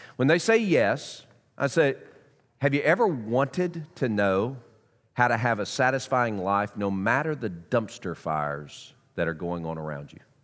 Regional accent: Knoxville, Tennessee, United States; I was born in Knoxville. My extended family is from Knoxville. I'm a South Knoxvillian

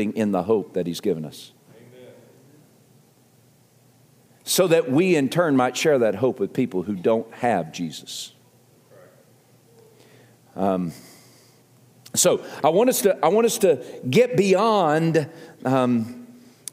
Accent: the South, United States; accent: southern; my southern accent

